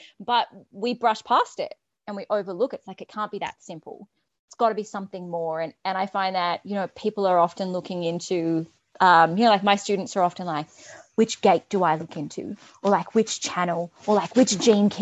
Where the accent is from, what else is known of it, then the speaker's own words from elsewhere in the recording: Australia; I'm Australian